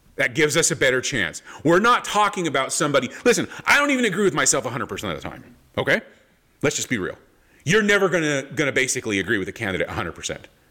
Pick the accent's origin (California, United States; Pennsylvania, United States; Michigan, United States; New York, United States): California, United States; Palm Springs; growing up in Southern California, Palm Springs, Palm Springs, California was wind before wind was cool